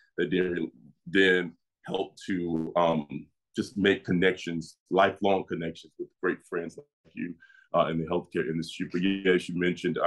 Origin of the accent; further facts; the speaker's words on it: Miami, Florida, United States; moved away as an adult; also born or lived in Washington, D.C.; We grew up born, raised in Miami, Florida, 305